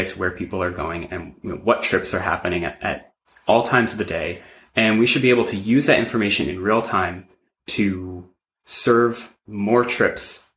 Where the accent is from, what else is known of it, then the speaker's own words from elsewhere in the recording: New York City, New York, United States; I grew up in New York City